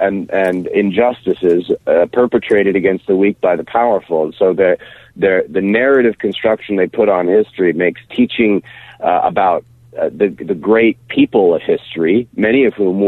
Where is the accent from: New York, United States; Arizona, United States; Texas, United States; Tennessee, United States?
Texas, United States; Austin; my hometown of Austin and at the University of Texas